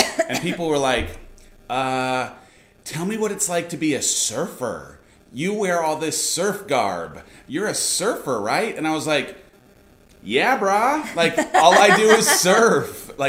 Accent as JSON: {"language": "English", "town": "San Clemente", "region": "California", "country": "United States", "tie": "born or raised there", "also_born_or_lived": "San Juan Capistrano, California / Billings, Montana", "moved": "yes", "said": "I grew up in San Clemente, San Juan Capistrano, California, I would argue, though you've tried to argue with me, the surfing capital of the entire world."}